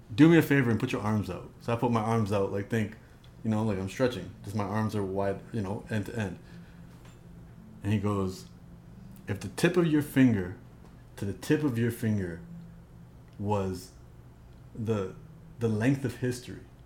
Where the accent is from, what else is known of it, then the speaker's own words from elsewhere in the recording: Toronto, Ontario, Canada; I grew up in Toronto. My parents come from Punjab and Rajasthan